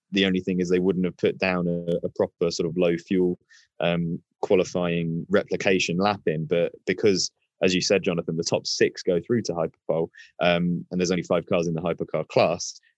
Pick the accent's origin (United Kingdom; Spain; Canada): United Kingdom; as a Brit